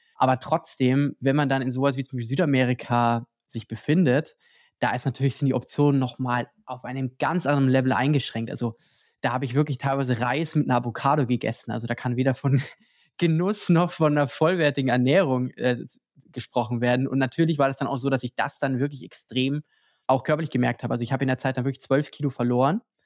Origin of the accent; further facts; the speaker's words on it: Lower Bavaria, Germany; moved away; Ich komme ja auch ursprünglich aus Niederbayern